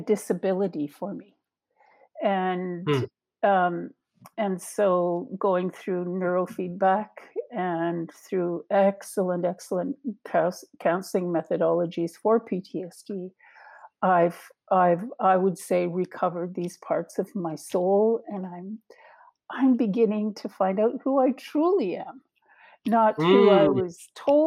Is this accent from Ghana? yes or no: no; Gitxaala, British Columbia, Canada; I'm from Gidkatla